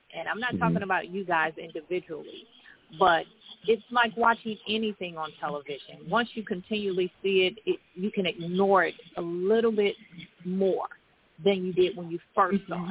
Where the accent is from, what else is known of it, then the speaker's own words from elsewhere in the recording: Chicago, Illinois, United States; I was born in Chicago.